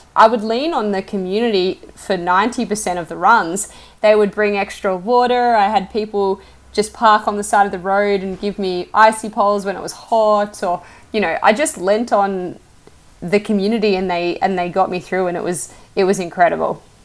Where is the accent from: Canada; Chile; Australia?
Australia; as an Australian who's I, I, grew up in the bush